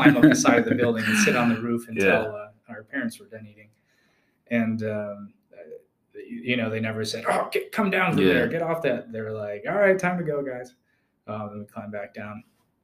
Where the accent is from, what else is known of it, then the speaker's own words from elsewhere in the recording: Wisconsin, United States; also born or lived in Georgia, United States; I'm originally from Georgia. I'm a Georgia peach, and migrated northward with my family. We wound up in Wisconsin. That was kind of the primary pit stop before I became an adult.